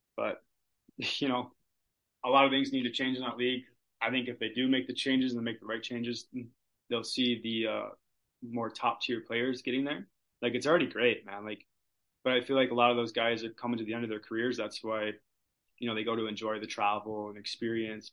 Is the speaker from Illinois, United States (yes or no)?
yes; Chicago, Illinois, United States; I'm also from Chicago, which is like a three hour drive from Iowa City